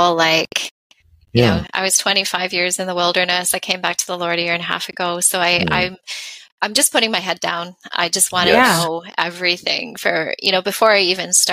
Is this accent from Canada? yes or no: yes; Canada; we're Canadian